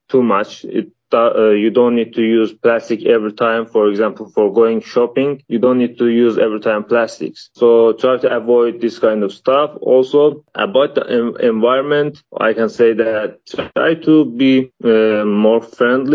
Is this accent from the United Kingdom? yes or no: no; Baku, Azerbaijan; moved away as an adult; now in Hungary; I am from Azerbaijan, the capital from Baku City.